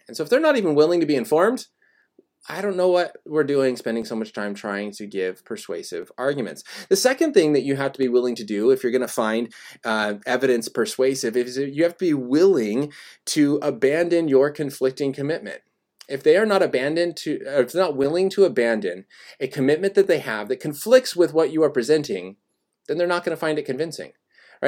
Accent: Colorado, United States; now in California, United States; I was born and raised in Colorado

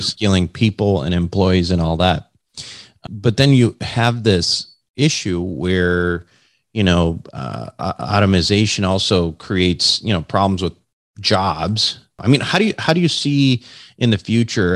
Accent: Minnesota, United States; I'm from Minnesota

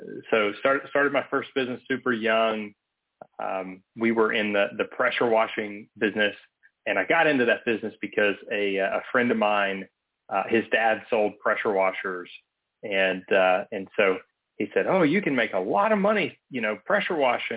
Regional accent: Atlanta, Georgia, United States; I'm originally from Atlanta.

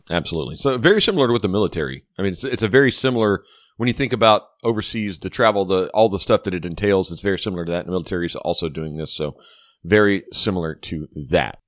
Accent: Ponchatoula, Louisiana, United States; they were in my hometown.

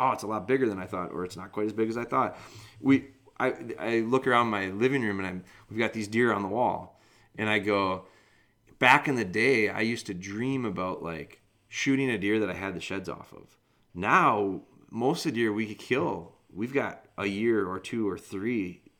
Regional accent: Wisconsin, United States; I'm from Wisconsin

